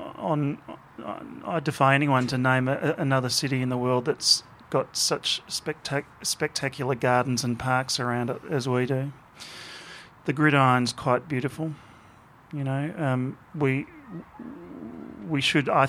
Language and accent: English; Australia